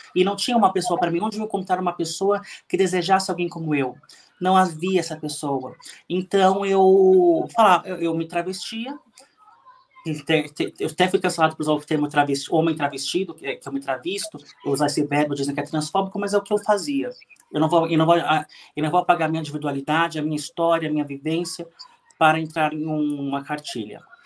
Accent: São Paulo, Brazil; nasci em São Paulo, cresci no Ipiranga, bairro aqui de São Paulo

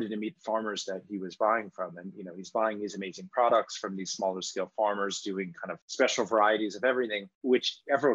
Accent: Washington, District of Columbia, United States; I grew up in Washington, D.C.

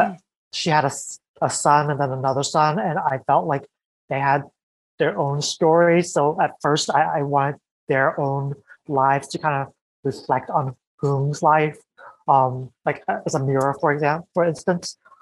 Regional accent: United States; an American born Vietnamese person

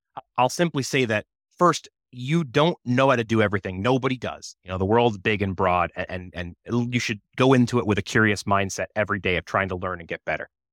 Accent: United States; I grew up on the Massachusetts, Rhode Island border

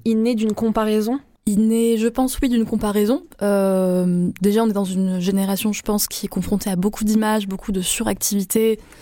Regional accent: Avignon, Provence-Alpes-Côte d'Azur, France; je suis née à Avignon. Euh, vraiment, je suis un pur produit euh, de la Provence

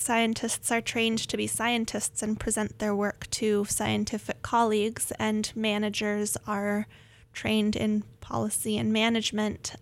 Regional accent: Northern California, United States; moved away; I grew up in Northern California near the coast

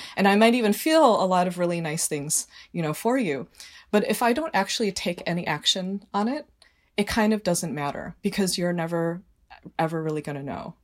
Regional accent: Northbrook, Illinois, United States; now in Trumbull, United States; one of very few minorities, like, in my class growing up in Northbrook, Illinois

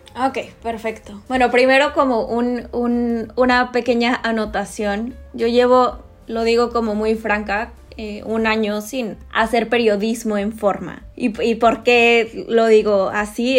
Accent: Monterrey, Nuevo León, Mexico; moved away as an adult; also born or lived in Tlaxcala / Mexico City; Soy regia, esto creo que no lo había dicho. Nací en Tlaxcala, que es el estado más chiquito del país. Después mi papá se mudó a Monterrey

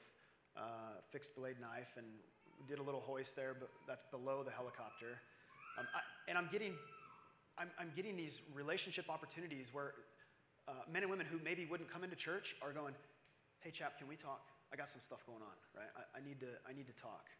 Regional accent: Arizona, United States; I'm from Arizona.

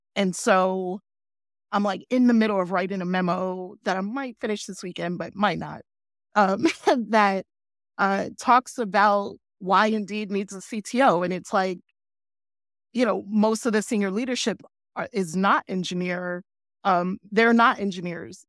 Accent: New York City, New York, United States; moved away as an adult; I grew up in New York City

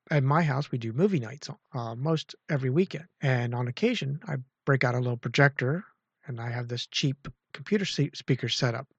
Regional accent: Clearfield / State College area, Pennsylvania, United States; moved away as an adult; now in central Maryland, United States; I'm just about four hours south of my hometown

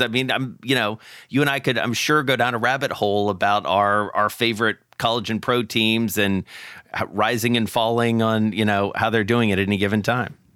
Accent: Atlanta, Georgia, United States; moved away; my hometown of Atlanta

